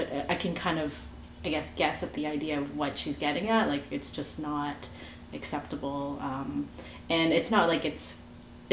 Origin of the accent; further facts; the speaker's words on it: Canada; I am Chinese Canadian